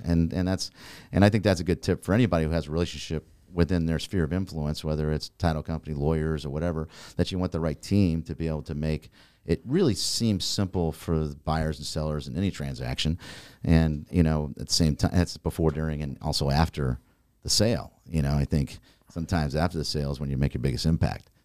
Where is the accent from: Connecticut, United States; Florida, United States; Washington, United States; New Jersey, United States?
Florida, United States; Naples; I grew up in Naples. Um, been here for over forty years